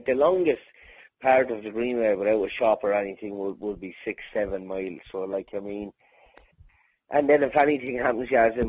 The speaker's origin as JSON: {"language": "English", "town": "Kilkenny", "region": "Leinster", "country": "Ireland", "tie": "born or raised there", "moved": "as an adult", "lives_now": "Waterford, Ireland", "said": "I was born and bred in Kilkenny City, but I am now in the water for 14 years, and that's when my partner and my child and all is."}